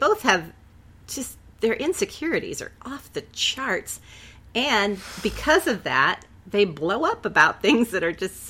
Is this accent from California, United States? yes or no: yes; Northern California, United States; Since we're from Northern California